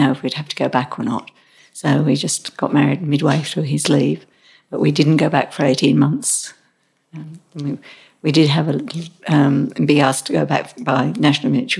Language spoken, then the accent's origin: English; England, United Kingdom; moved away as an adult; also born or lived in Birmingham, United Kingdom / Derby, United Kingdom / Colombo, Sri Lanka; now in Australia; I was born in Birmingham in the UK. And lived there until I was 9. And we lived in 5 counties around England before I left at 18